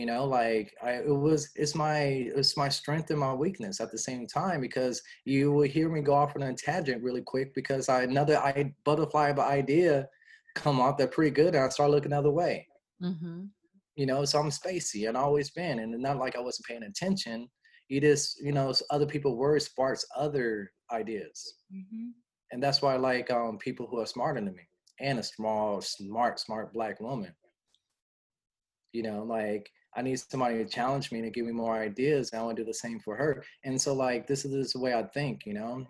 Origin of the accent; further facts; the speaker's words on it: Los Angeles, California, United States; moved away as an adult; also born or lived in Wyoming / Montana; I'm from Los Angeles, California